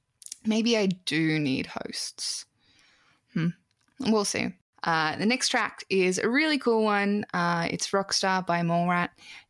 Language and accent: English; California, United States; I'm an American. I'm from California.